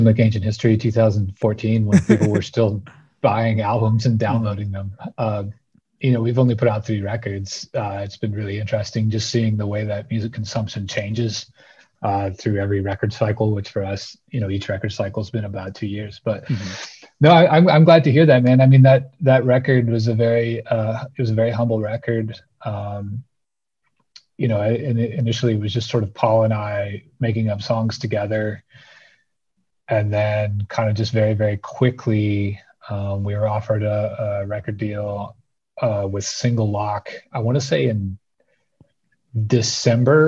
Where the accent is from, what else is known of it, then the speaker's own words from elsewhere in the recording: southeastern British Columbia, Canada; also born or lived in New Orleans / Birmingham, Alabama; now in Montana, United States; I grew up in a remote part of British Columbia, southeastern British Columbia, right above the northwestern corner of Montana, which is where I actually live now.